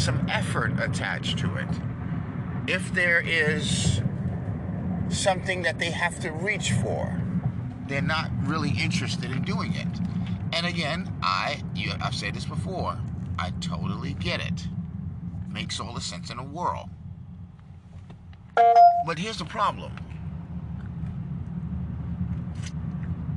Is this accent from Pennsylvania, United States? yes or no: no; New York, United States; I'm from New York, and that's my home.